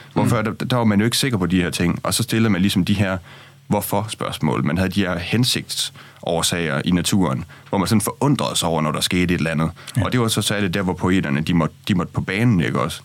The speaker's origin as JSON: {"language": "Danish", "region": "Jutland", "country": "Denmark", "moved": "yes", "lives_now": "Copenhagen, Denmark", "said": "jeg er jo fra Jylland, og nu er jeg kommet til København"}